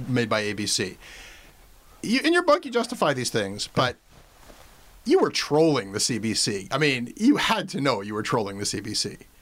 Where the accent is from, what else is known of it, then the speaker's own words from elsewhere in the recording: Canada; as a Canadian